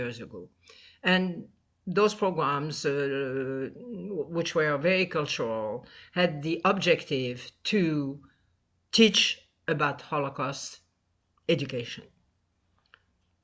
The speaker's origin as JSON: {"language": "English", "country": "Tunisia", "tie": "born or raised there", "also_born_or_lived": "France", "moved": "as an adult", "lives_now": "United States", "said": "I was born in Tunisia, grew up over there, a traditional religious family."}